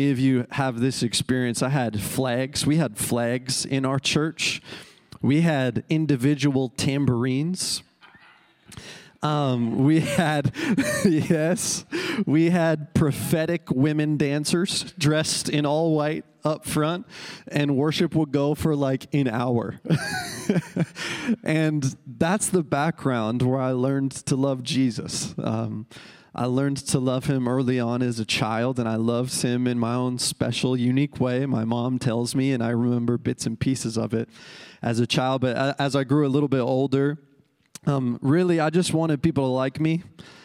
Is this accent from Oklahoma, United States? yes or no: no; Minot, North Dakota, United States; I'm from Central North Dakota, Minot, North Dakota.